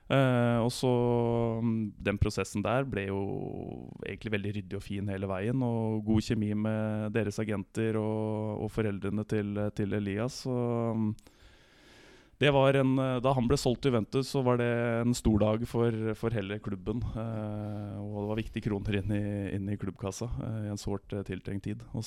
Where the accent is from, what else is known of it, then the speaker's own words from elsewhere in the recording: Bærum, Akershus, Norway; Nei, jeg er jo 33 år, født og oppvokst i Bærum